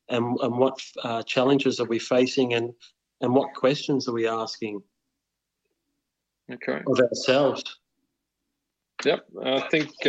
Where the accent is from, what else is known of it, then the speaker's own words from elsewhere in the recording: Wheelers Hill, Victoria, Australia; And uh, so I grew up in in Wheelers Hill, and uh, we had Jells Park down the road.